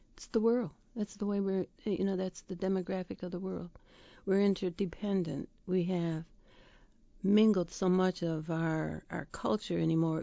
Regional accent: Dowagiac, Michigan, United States; I grew up in Dwajak

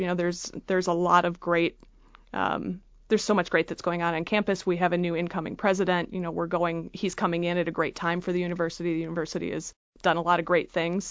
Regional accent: Freeland, Michigan, United States; I grew up in Freeland, Michigan

